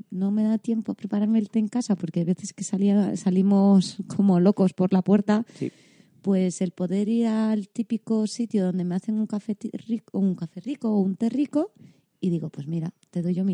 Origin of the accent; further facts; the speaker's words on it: Vigo, Galicia, Spain; moved away; la última vez que fui a Vigo